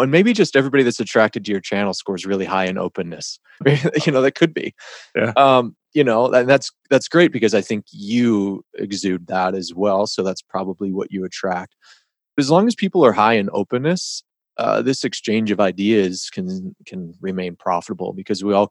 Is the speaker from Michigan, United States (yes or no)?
yes; Detroit, Michigan, United States; I grew up in the Detroit area in Michigan